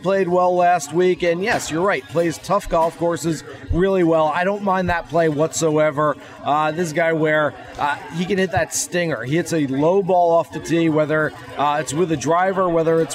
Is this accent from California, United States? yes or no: no; Orlando, Florida, United States; this is my hometown event. I love it here. I live 10 minutes away